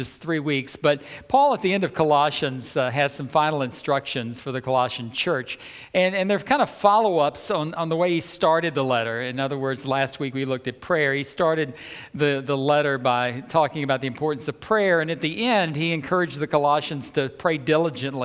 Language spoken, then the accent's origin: English; the South, United States; I'm from the South